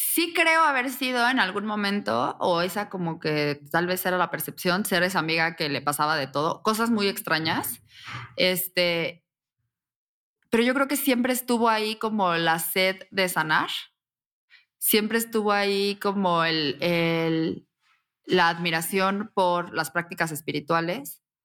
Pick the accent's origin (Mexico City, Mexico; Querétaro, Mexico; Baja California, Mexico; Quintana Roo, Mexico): Querétaro, Mexico; yo soy mexicana, soy de Querétaro, nací